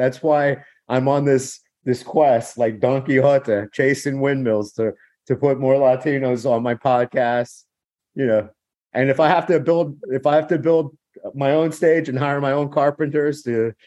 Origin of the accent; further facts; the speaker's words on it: United States; I was born here